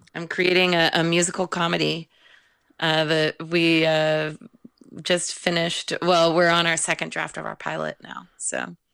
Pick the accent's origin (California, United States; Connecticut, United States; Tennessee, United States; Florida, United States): California, United States; also born or lived in Monroeville, Pennsylvania / Santa Cruz, California; I'm definitely a California girl, even though I was born in Pennsylvania